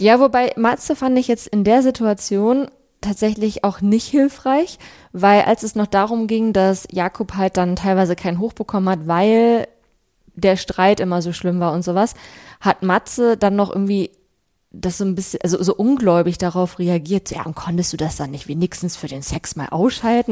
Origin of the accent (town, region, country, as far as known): Bielefeld, North Rhine-Westphalia, Germany; born or raised there